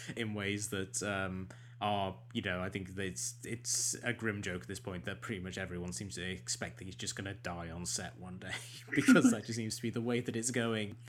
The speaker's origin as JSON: {"language": "English", "region": "England", "country": "United Kingdom", "said": "we're both English"}